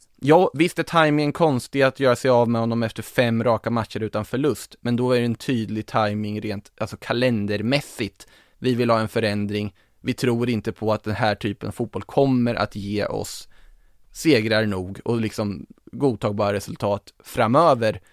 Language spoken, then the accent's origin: Swedish; Norrköping, Östergötland, Sweden; som Norrköpingsbo som man är